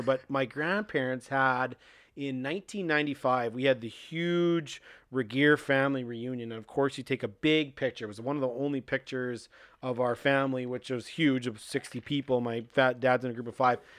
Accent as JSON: {"language": "English", "town": "Saskatoon", "region": "Saskatchewan", "country": "Canada", "moved": "as an adult", "lives_now": "Minot, United States", "said": "I'm originally from Canada, uh, six hours north in Saskatoon."}